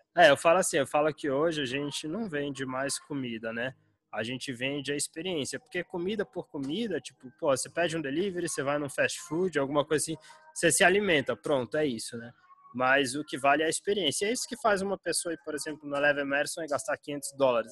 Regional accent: Brasília, Federal District, Brazil; moved away as an adult; also born or lived in United States; eu sou nascido e criado em Brasília, né? Capital do Brasil

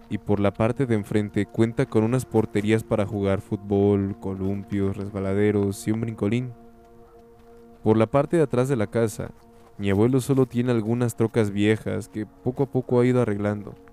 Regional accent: Piedras Negras, Coahuila, Mexico; soy de Piedras Negras, Coahuila.

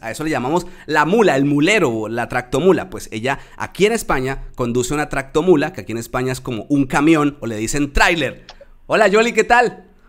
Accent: Tolima, Colombia; también soy de la región del Tolima Grande, tú eres del Huila y yo soy del Tolima

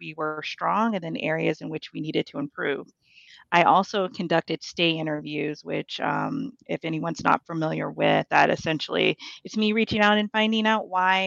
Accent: Ohio, United States; moved away as an adult; now in New York City, United States; I'm originally from Ohio

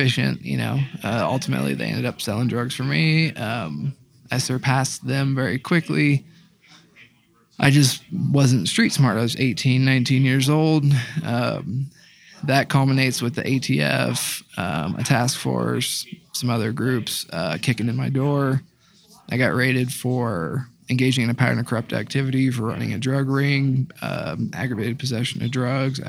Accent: Dayton, Ohio, United States; I'm 31 years old, and then from Dayton, Ohio.

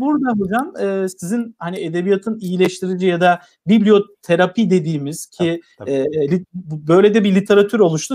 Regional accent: Tokat, Turkey; ben Tokatlıyım

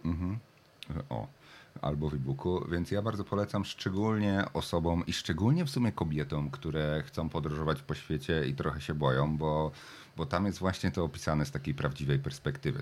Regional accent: Jelenia Góra, Lower Silesian Voivodeship, Poland; moved away as an adult; also born or lived in Wrocław, Poland; now in Australia; z Polski pochodzę z Jeleniej Góry Wrocławia

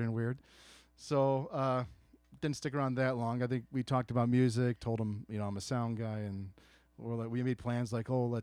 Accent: Chicago, Illinois, United States; I'm from Chicago

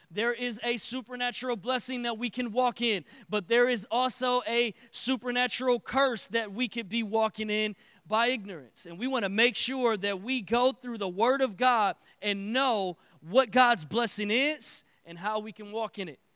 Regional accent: Detroit, Michigan, United States; now in Texas, United States; I am from Detroit

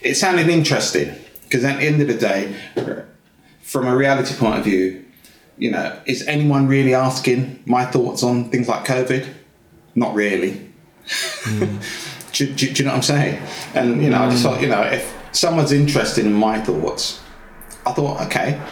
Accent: Luton, East of England, United Kingdom; moved away; also born or lived in London; I was born in London, but my family moved to Luton because my dad worked in Luton. So I grew up most of my life in Luton.

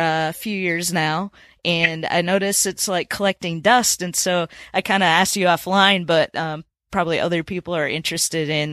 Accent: Minnesota, United States; now in Tennessee, United States; growing up in Minnesota, I grew up fishing for walleye

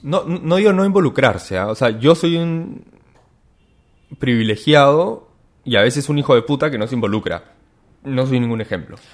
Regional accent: Peru

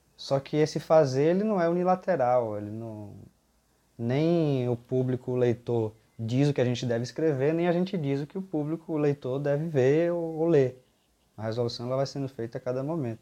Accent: Bahia, Brazil; eu venho da Bahia

